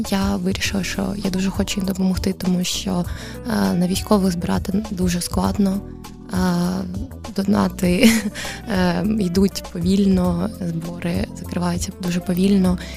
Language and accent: Ukrainian; Kamianske, Dnipropetrovsk Oblast, Ukraine; moved away; also born or lived in Kharkiv; я родом з Кам'янського, але, але Харків для мене став домом